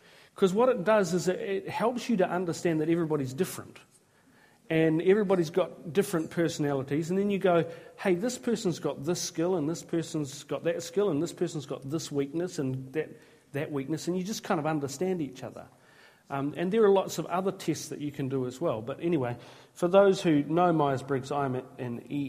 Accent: Tolaga Bay, Gisborne, New Zealand; moved away; I was raised in Tolaga Bay

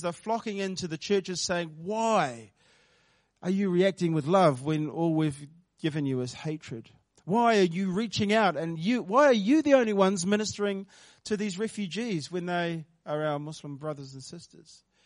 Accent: Porirua, Wellington, New Zealand; also born or lived in South Wairarapa; my earlier years were spent over in Porirua, um, Porirua East. I grew up in Cannons Creek, um, started life there.

